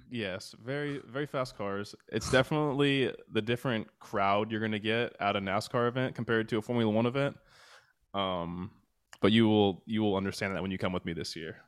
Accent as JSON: {"language": "English", "country": "United States", "said": "we're American"}